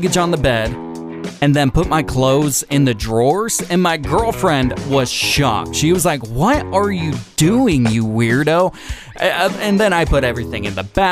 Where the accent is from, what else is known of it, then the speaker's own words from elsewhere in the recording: Puyallup, Washington, United States; now in Sonoma County, United States; I'm from Puyallup, Washington, which is a direct suburb of Tacoma, Washington.